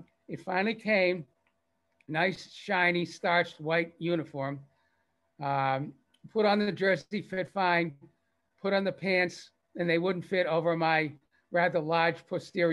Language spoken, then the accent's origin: English; Lexington, Massachusetts, United States; I grew up in Lexington, Mass, you know, historic Lexington, Mass